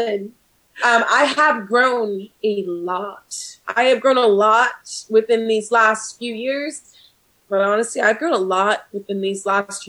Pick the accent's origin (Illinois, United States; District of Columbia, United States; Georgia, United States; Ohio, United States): District of Columbia, United States; Washington; moved away; I'm originally from Washington, D.C., so I don't get to see my family very often.